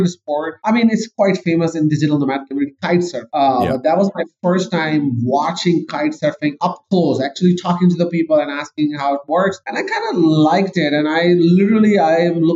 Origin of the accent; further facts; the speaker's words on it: Pakistan; moved away as an adult; also born or lived in Canada; I am actually born and raised in Pakistan